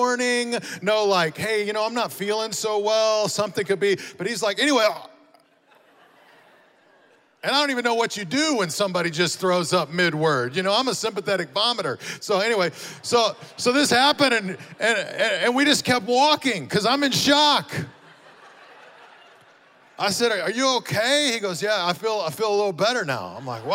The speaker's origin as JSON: {"language": "English", "town": "Amarillo", "region": "Texas", "country": "United States", "tie": "born or raised there", "also_born_or_lived": "Dallas area", "moved": "as an adult", "lives_now": "Las Vegas, United States", "said": "Both my wife and I were born and raised in Amarillo, Texas"}